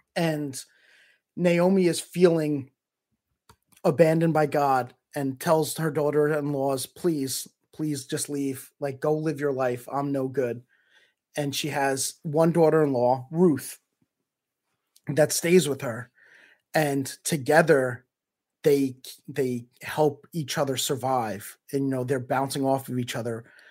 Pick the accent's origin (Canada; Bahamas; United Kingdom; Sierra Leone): Canada; as a Canadian